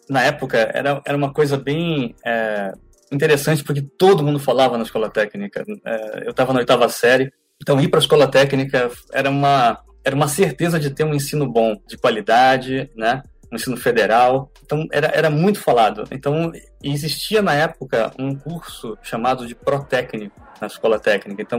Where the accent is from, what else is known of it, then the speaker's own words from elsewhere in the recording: Fortaleza, Ceará, Brazil; also born or lived in Serra do Navio, Amapá; now in Huntsville, United States; Eu nasci no Amapá. É, meu pai ele era é, técnico em, em, motores diesel de grande capacidade, numa, numa mina de manganês, no Amapá, bem no centro do, do, do Amapá, na cidade de Serra do Navio. E nós nos mudamos para Fortaleza, eu tinha 9 anos de idade